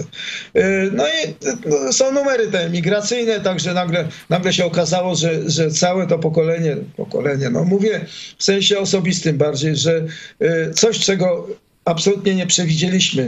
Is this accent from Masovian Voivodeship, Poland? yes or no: yes; Warsaw, Masovian Voivodeship, Poland; moved away as an adult; now in Israel; ja pochodzę z Warszawy